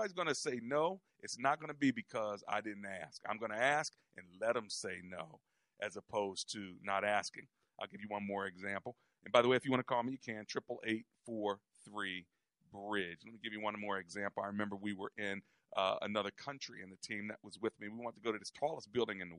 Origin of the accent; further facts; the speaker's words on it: United States; we're from America